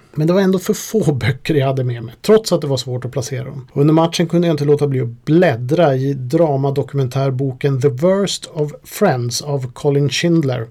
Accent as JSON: {"language": "Swedish", "country": "Sweden", "said": "vårt Stiga hockeyspel som vi hade här i Sverige"}